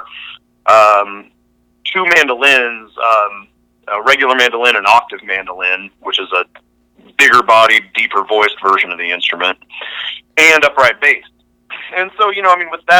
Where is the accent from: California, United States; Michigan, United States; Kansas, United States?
Kansas, United States; being from Kansas and being from the Midwest